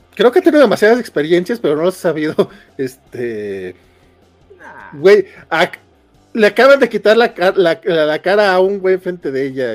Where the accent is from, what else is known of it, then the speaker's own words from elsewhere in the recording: Durango, Mexico; now in Mexico City, Mexico; yo soy de Durango